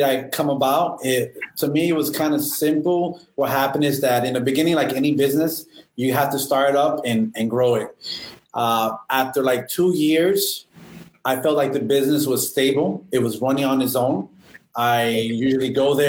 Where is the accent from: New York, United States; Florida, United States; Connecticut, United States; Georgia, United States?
Florida, United States; Miami; also born or lived in Homestead, Florida; I was born here in Miami back in 1985 and moved around a lot. Was in Miami, Little Havana.